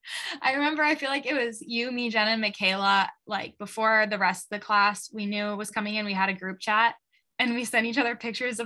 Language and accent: English; Michigan, United States; I am from Michigan and grew up a Michigan fan